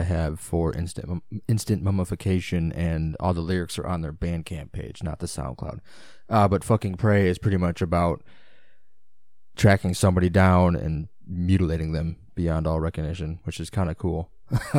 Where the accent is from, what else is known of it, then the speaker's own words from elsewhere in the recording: Illinois, United States; It's my neck of the woods. They're my stomping grounds. I'm from Illinois.